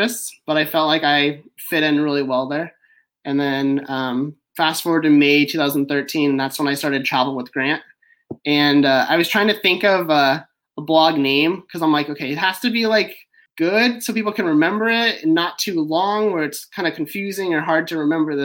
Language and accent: English; Orange County, Southern California, United States; also born or lived in Bay Area, California; I grew up in Orange County, so Southern California